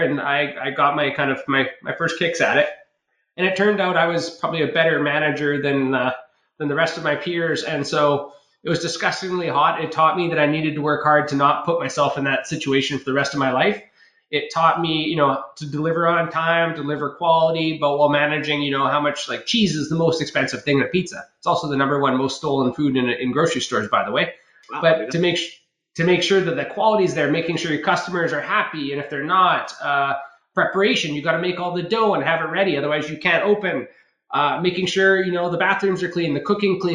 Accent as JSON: {"language": "English", "town": "Ucluelet", "region": "British Columbia", "country": "Canada", "tie": "born or raised there", "also_born_or_lived": "Tofino / Nanaimo", "said": "I grew up on Vancouver Island. It's the west coast of Canada, a small little town called, well, I was in Ucluelet, but I was born in Tofino."}